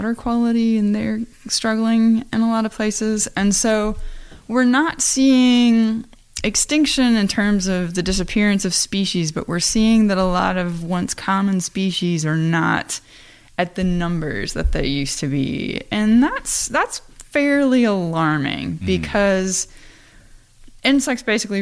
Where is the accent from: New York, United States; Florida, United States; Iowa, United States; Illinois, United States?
Iowa, United States; I am from Iowa. You know, I have family that farm.